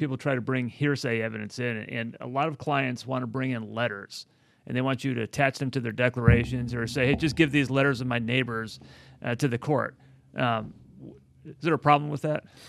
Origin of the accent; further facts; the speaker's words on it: Chicago, Illinois, United States; moved away; I, I come from Chicago